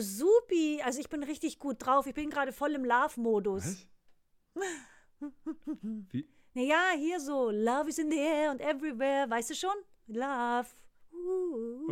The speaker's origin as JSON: {"language": "German", "region": "Bavaria", "country": "Germany", "moved": "yes", "said": "bei uns in Bayern"}